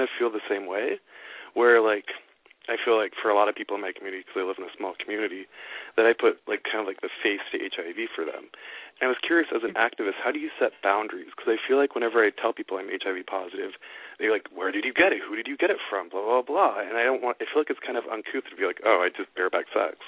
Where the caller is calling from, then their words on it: Olympia, Washington, United States; from Olympia, Washington.